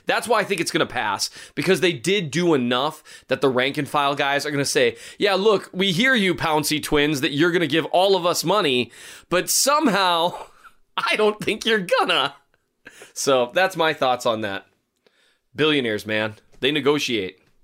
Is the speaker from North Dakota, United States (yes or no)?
yes; Valley City, North Dakota, United States; is from Valley City, my hometown